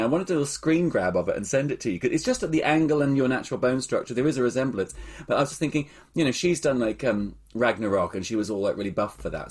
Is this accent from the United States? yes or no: no; Australia; moved away; I grew up in Australia